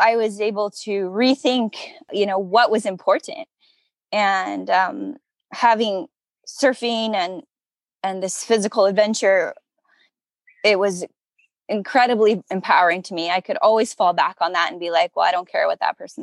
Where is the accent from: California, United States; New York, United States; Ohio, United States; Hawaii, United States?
California, United States; Southern; growing up in Southern California, as a woman